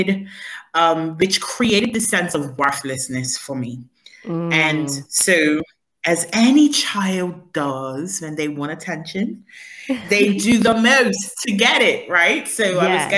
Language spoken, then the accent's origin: English; Bermuda; I am originally from Bermuda and I grew up in paradise.